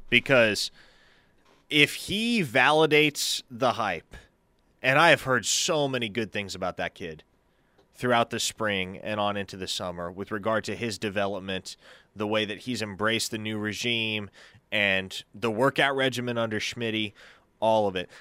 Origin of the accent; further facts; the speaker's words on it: Nebraska, United States; moved away; my home state